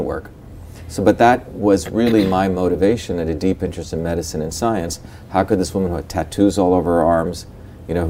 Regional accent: Mumbai, Maharashtra, India; also born or lived in South India; So, but I grew up in Bombay, but I also spent at least a third of my life in a small village in deep South India.

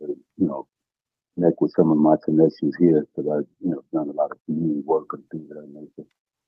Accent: Detroit, Michigan, United States; I'm from Detroit, Michigan.

